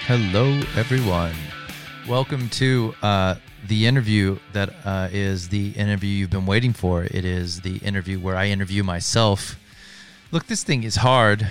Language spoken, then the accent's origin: English; Hailey, Idaho, United States; moved away as an adult; also born or lived in Sun Valley, Idaho; I was born and raised in a small town called Uh, Haley, Idaho, uh, born in Sun Valley, Idaho